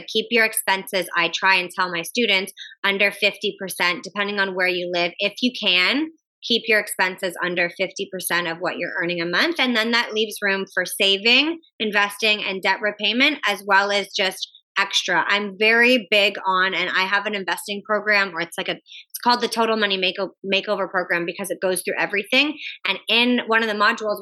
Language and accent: English; Canada; I'm Canadian.